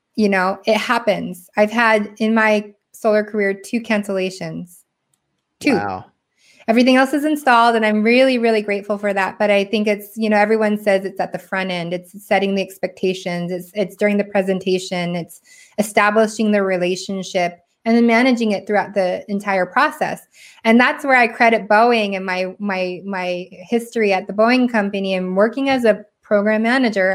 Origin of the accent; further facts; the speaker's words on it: Washington, United States; also born or lived in Seoul, South Korea; now in California, United States; I grew up in Washington State uh, where it's rainy all it's not rainy all the time